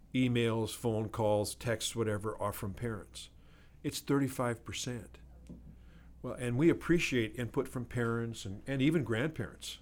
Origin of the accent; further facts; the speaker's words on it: Glendive, Montana, United States; moved away; my hometown back in eastern Montana